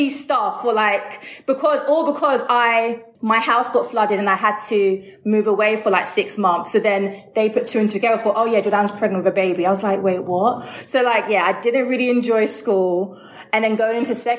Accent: London, United Kingdom; I always say I grew up in Ealing because whenever I say Greenford, people don't know Greenford, but it is in Ealing, the borough of Ealing

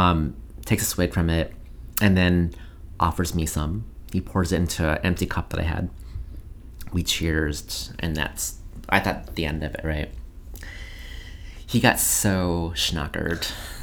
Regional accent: France; I thought it was like, I'm originally from France, so FR.

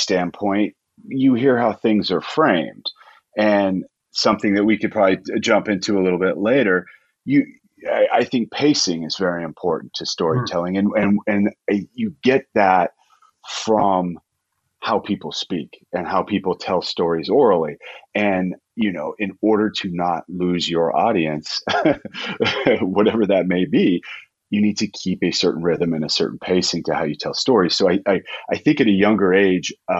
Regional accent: Colorado, United States; growing up in Colorado

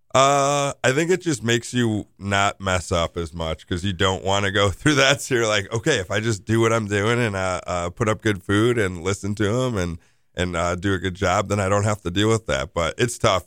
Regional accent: Milwaukee, Wisconsin, United States; I'm born and raised in Bayview

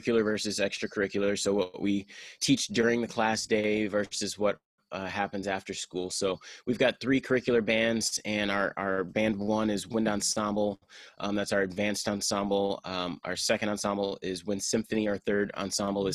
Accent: Houston, Texas, United States; moved away as an adult; also born or lived in San Marcos, Texas; now in Naperville, United States; I'm originally from Houston

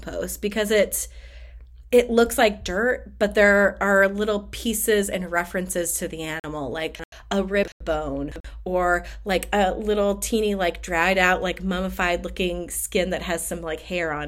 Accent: Nebraska, United States; moved away; I grew up in Nebraska

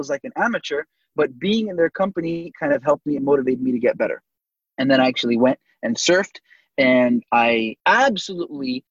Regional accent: Southern California, United States; Born and raised in Southern California, everybody surfs.

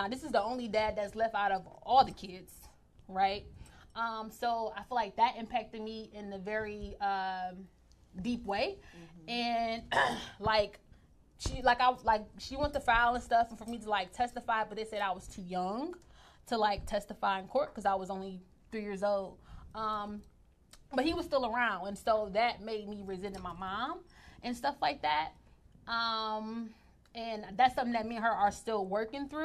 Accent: Detroit, Michigan, United States; growing up in Detroit

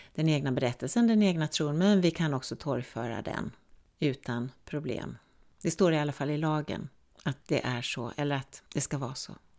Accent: Sweden; jag är svensk

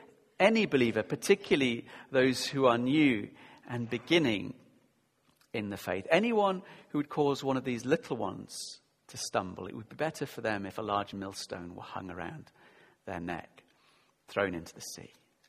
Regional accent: Yorkshire and the Humber, United Kingdom; I grew up in Yorkshire, South Yorkshire. I know you can't tell. People say, really? You're not northern. I do say path and grass and castle.

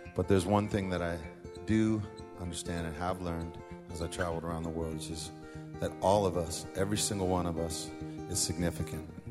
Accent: San Francisco, California, United States; we're from San Francisco

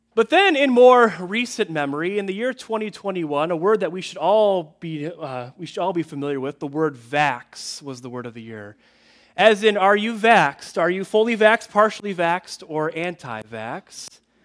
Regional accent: Chicago, Illinois, United States; I grew up in Chicagoland

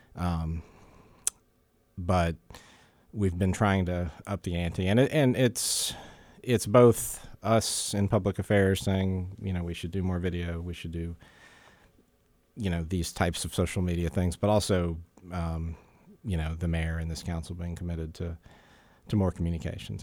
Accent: Jacksonville, Florida, United States; moved away as an adult; also born or lived in south of Tampa, Florida; I grew up in Jacksonville, Florida, which is a much bigger city

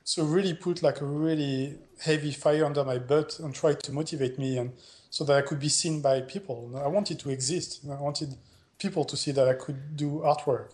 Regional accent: Montpellier, Occitania, France; moved away as an adult; also born or lived in Netherlands; my hometown, you know, uh, Montpellier, South France

